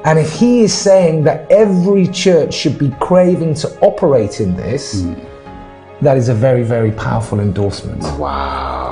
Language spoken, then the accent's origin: English; England, United Kingdom; moved away as an adult; also born or lived in Ghana; I'm originally from England